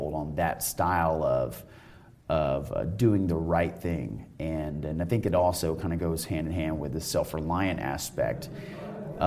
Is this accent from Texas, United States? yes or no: yes; Texas, United States; moved away as an adult; now in Colorado, United States; I'm actually not in Texas anymore. I'm in Colorado, but I'm from Texas